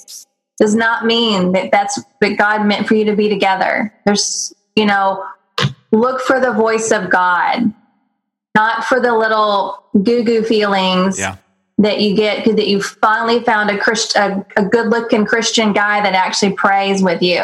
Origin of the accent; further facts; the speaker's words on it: Texas, United States; I grew up in Texas, I grew up rodeoing and going to the horse races.